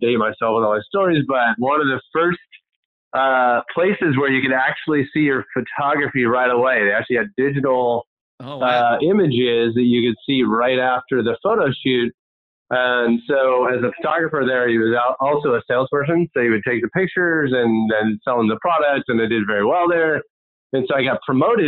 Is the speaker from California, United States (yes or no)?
yes; Pleasanton, California, United States; moved away as an adult; also born or lived in San Jose / Riverside; now in San Diego, United States; I grew up out of the San Francisco Bay Area. Was born in San Jose, but actually I consider most of my growing up in Pleasanton, which is in the East Bay